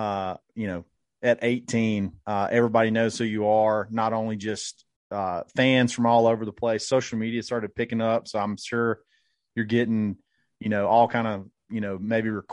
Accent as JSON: {"language": "English", "town": "Auburn", "region": "Alabama", "country": "United States", "said": "We're all from Auburn, Alabama"}